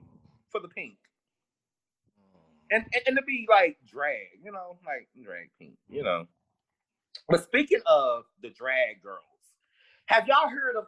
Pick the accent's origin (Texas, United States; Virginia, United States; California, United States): Texas, United States; I'm from Texas